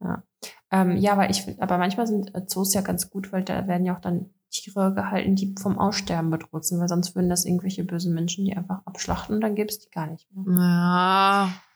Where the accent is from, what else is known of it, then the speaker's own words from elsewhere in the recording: Dortmund, North Rhine-Westphalia, Germany; also ich komme aus Dortmund